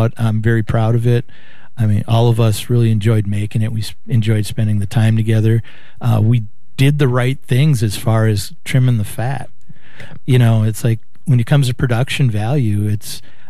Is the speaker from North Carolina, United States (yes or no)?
no; Brooklyn Park, Minnesota, United States; I grew up in Brooklyn Park